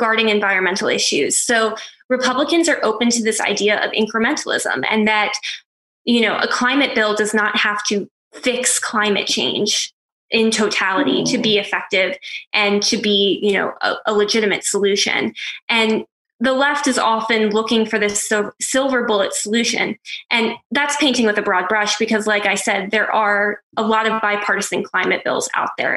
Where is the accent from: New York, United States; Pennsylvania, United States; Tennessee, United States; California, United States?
Pennsylvania, United States; my home state of Pennsylvania